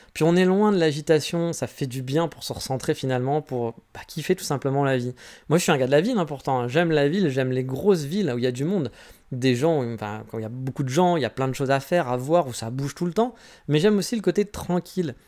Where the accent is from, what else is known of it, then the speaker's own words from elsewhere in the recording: France; moved away as an adult; now in Japan; je suis né en France